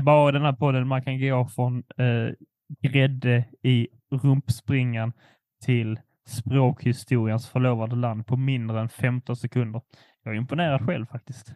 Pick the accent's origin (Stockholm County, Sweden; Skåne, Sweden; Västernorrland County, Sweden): Skåne, Sweden; min skånska stolthet